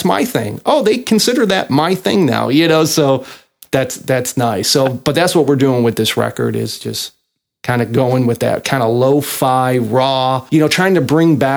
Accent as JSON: {"language": "English", "town": "Chicago", "region": "Illinois", "country": "United States", "tie": "born or raised there", "also_born_or_lived": "Meridian, Mississippi", "moved": "yes", "said": "I was born and raised in Chicago"}